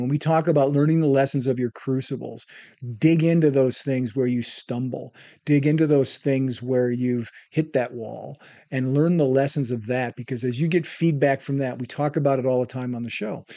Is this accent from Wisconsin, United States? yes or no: yes; Wisconsin, United States; moved away as an adult; also born or lived in Iowa / Palm Springs, California / Texas / Hollywood, California; I moved back home from Hollywood to my hometown in Wisconsin